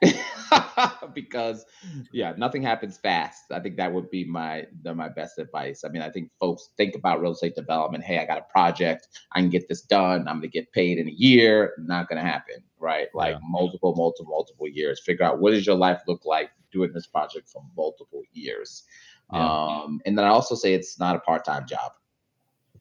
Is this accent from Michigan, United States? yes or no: no; New York, United States; I'm from New York